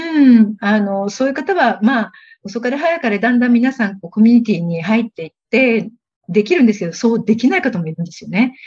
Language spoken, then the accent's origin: Japanese; Tokyo, Japan; first language Japanese; moved away as an adult; now in Thailand; 私はあの、東京生まれで、本当に普通の日本人の家庭に育ちました。大学まで親元から通っていたという